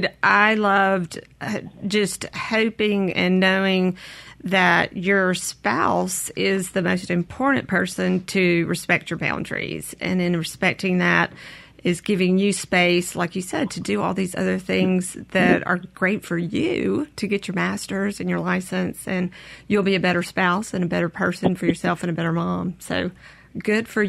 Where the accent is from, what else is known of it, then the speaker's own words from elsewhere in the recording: Brookhaven, Mississippi, United States; I am from Brookhaven, Mississippi.